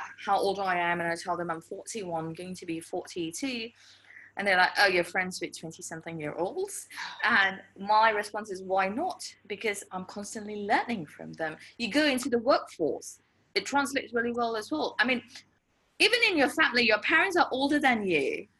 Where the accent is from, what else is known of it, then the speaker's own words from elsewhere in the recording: Wisconsin, United States; So I tell everyone I'm from Wisconsin, but anyway, that's a story for another day.